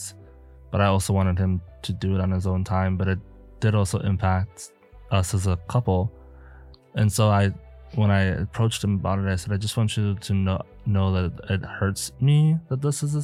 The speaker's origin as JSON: {"language": "English", "country": "South Africa", "moved": "yes", "lives_now": "Milwaukee, United States", "said": "I am from South Africa. And whenever I'm talking to my family or friends, my accent switches."}